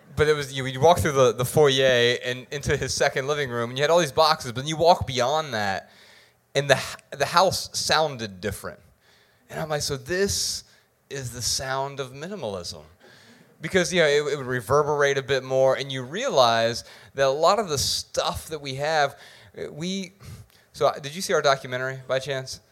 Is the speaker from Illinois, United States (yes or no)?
no; Dayton, Ohio, United States; I'm from Dayton, Ohio